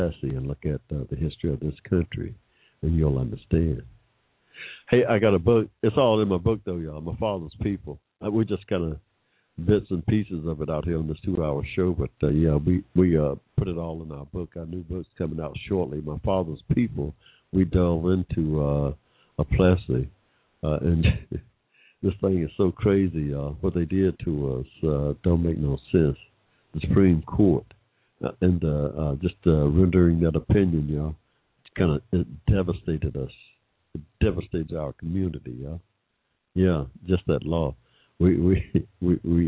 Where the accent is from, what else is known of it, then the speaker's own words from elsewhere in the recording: McDonough, Georgia, United States; I was born in 1945 in Georgia, y'all, without financial or 14th Amendment right protections. Me, when I started school in 1951 in this state, I rode right past a white school that seemed like right next door, all the way to a rundown black school in McDonough